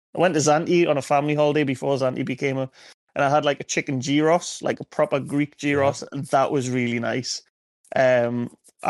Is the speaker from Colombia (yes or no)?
no; Wallsend, North East England, United Kingdom; I'm from Wallsend, lived Wallsend pretty much. How old am I now? 30? 29 years of my life.